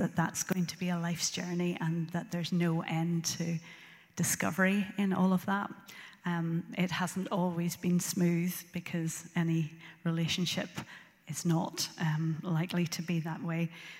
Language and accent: English; Northern Ireland, United Kingdom; moved away as an adult; also born or lived in Belfast / Antrim / Glasgow; now in Lisburn, United Kingdom; And I was born in Belfast and grew up in a place called Rathfrey Island on the hill, and then moved to Antrim when I was in secondary school, and then went to live in Glasgow. I lived in Glasgow for about 29 years and then came back to Northern Ireland and settled in Lisburn